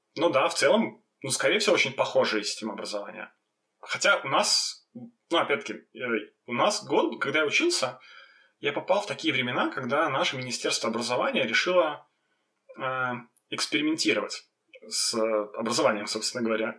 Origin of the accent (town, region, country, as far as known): Belarus; also born or lived in Vitebsk / Gorki / Minsk